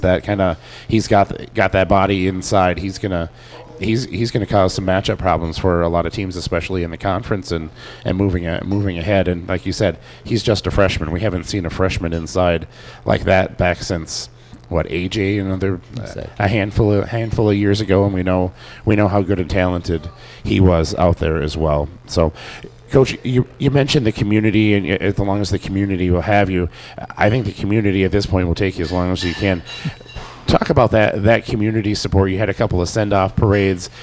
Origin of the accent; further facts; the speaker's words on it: Delano, Minnesota, United States; now in Annandale, United States; as a, a transplant myself, I grew up in Delano and ended up moving up here